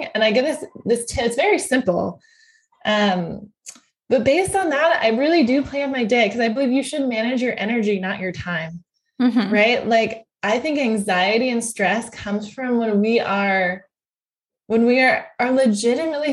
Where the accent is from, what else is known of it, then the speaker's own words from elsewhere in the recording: United States; I'm an American